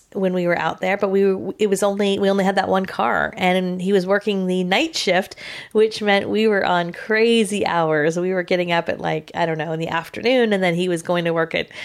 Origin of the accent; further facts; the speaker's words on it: California, United States; Now, we're both from California, as a lot of you know